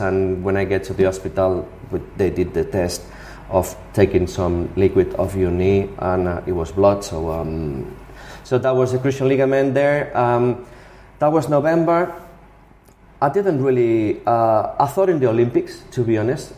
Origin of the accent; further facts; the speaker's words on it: Barcelona, Catalonia, Spain; also born or lived in Rubí; I lived in Rubí, which is um, uh, 20 minutes from, from Barcelona